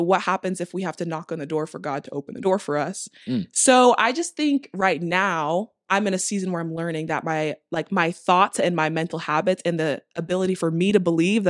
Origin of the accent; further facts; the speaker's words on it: the South, United States; I'm a Southerner